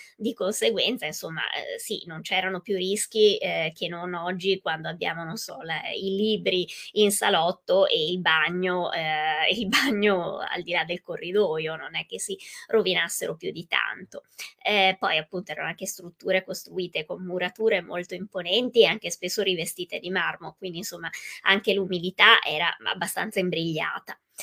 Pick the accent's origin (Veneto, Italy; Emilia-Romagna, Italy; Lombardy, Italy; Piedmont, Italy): Veneto, Italy; Venice; io vengo dal Veneto, sono veneziana